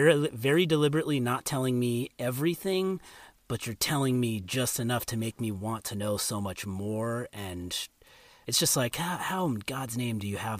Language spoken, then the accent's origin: English; California, United States; I grew up in California, first Southern California, then Northern California